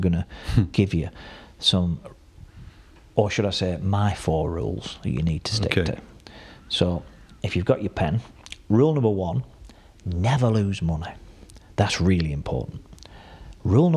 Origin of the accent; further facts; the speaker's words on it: Burnley, North West England, United Kingdom; where are you from? I said, Burnley